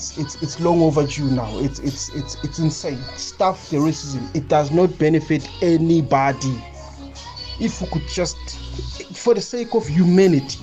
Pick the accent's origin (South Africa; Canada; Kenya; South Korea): South Africa; as South African